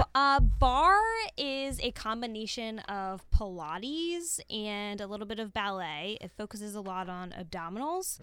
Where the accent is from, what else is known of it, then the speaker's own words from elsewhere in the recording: Pittsburgh, Pennsylvania, United States; moved away as an adult; also born or lived in Towson, Maryland; my hometown a little bit, as much as I love Pittsburgh.